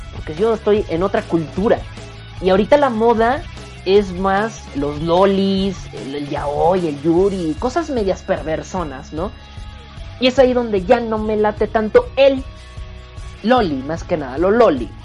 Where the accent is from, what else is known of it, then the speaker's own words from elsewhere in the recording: northern Mexico, Mexico; Soy norteño, que es diferente